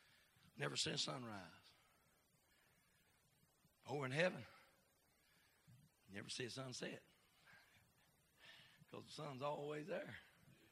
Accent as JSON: {"language": "English", "country": "United States", "said": "I'm an American"}